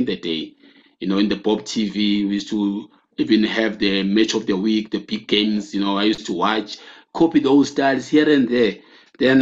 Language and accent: English; South Africa; moved away; also born or lived in Porto; I'm from South Africa